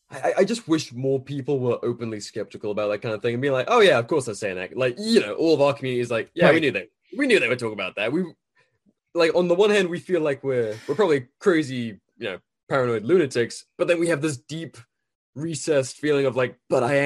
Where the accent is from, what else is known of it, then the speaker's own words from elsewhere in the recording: United Kingdom; Well, yeah, I literally, as a Brit, and I was, you know, a military kid